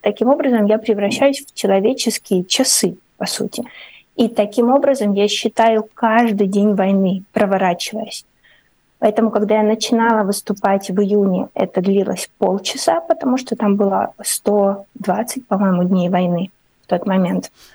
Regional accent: Ukraine; moved away as an adult; now in Riga, Latvia; я как писатель из Украины

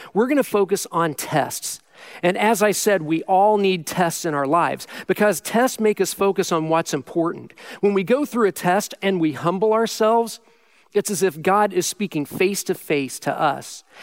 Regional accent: Midwest, United States; I'm born and raised in the Midwest

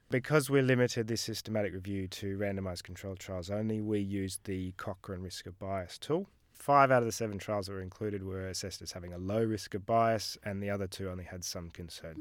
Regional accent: Melbourne, Victoria, Australia; moved away as an adult; now in United Kingdom; I'm originally from Melbourne, did medical school here, worked as a junior doctor here

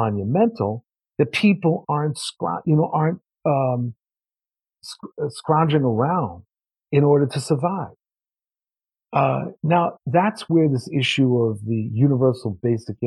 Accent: New York, United States; I'm from New York

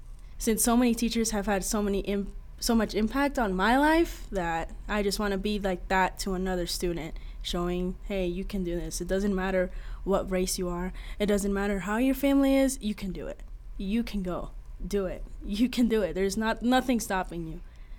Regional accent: Sheridan, Wyoming, United States; also born or lived in New York; I'm from Sheridan, Wyoming. I was born in New York.

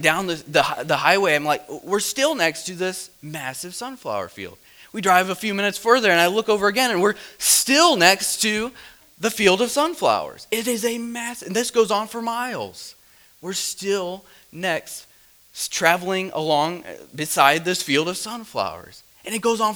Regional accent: Midwest, United States; I'm from the Midwest

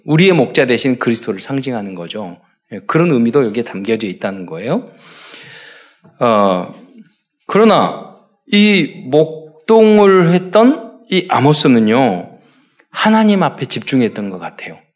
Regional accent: South Korea; 우리는 한국 사람이라 그러니까, 아, 어디냐고, 북이냐고, 남이냐고, 남쪽이니까

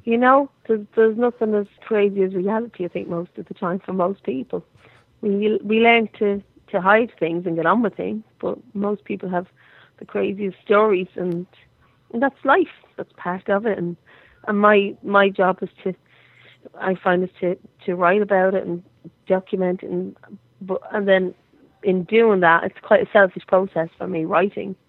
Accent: Ireland; I'm Irish

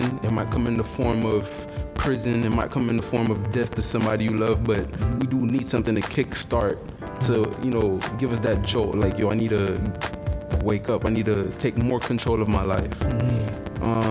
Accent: North Miami Beach, Florida, United States; I'm from North Miami Beach.

